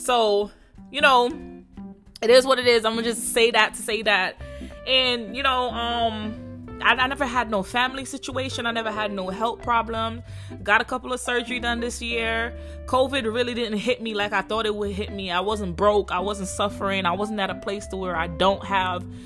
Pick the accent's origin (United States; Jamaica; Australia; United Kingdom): Jamaica; accent: Jamaican; I'm Jamaican, so excuse my my accent.